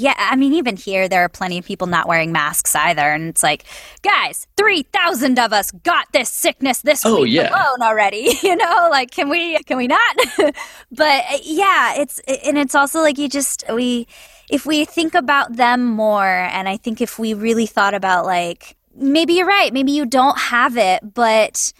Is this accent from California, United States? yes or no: yes; Santa Clarita, California, United States; I grew up in Santa Clarita, which is a suburb right outside of Los Angeles